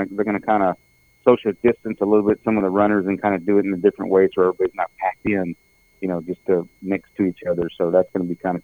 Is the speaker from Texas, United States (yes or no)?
yes; Texas, United States; growing up in Texas